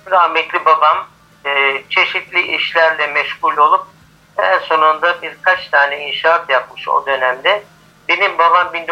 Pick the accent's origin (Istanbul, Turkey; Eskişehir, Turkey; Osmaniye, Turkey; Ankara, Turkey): Istanbul, Turkey; Fatih; Ben işte onun bir üst sokağında, Yeşiltekke sokakta doğdum. Halen de doğduğum evde oturuyorum diyebilirim.